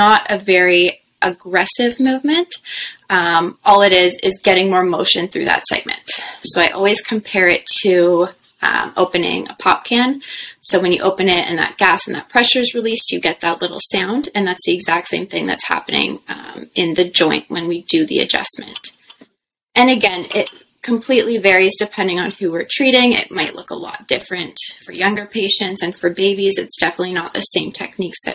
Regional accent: Ottawa, Ontario, Canada; also born or lived in Nova Scotia / Toronto; I grew up in Ottawa, so I'm happy to be back home close to the center here

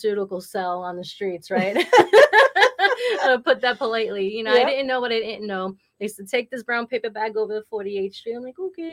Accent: New York City, New York, United States; also born or lived in New Hampshire; now in Massachusetts, United States; I was born and raised in Brooklyn, New York

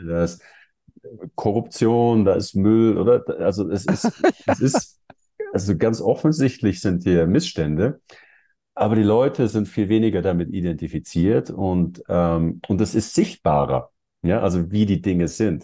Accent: Germany; also born or lived in Switzerland; now in Mexico; wir kommen aus Deutschland, habe lange in der Schweiz gelebt

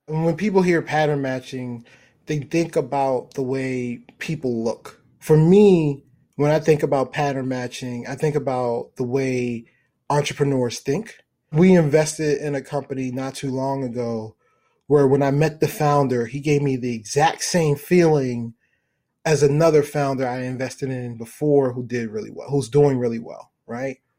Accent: Baltimore, Maryland, United States; I'm from Baltimore

